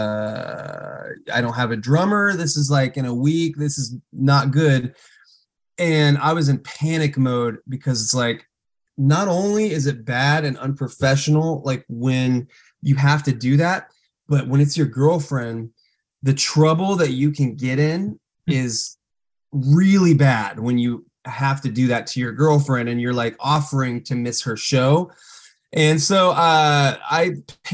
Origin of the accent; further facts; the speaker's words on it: Tennessee, United States; him and I grew up together in Tennessee.